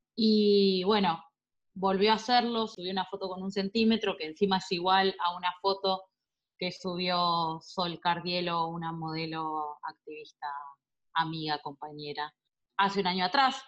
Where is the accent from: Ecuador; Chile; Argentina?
Argentina; Azul, Buenos Aires Province; yo soy de Azul, provincia de Buenos Aires